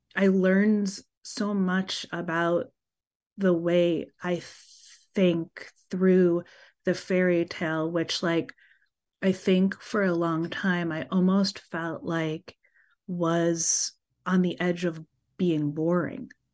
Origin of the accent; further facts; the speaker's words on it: New York City, New York, United States; As a child growing up in Brooklyn